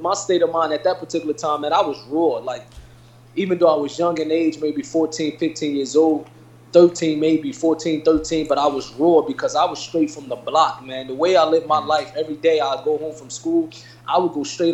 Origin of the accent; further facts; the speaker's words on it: Irvington, New Jersey, United States; a young kid growing up in Irvington, New Jersey